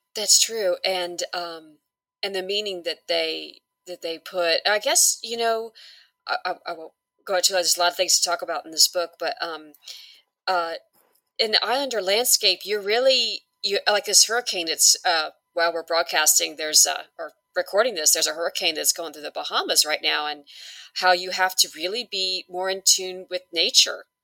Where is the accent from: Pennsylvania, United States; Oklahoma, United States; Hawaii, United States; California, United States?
Hawaii, United States; I'm originally from Hawaii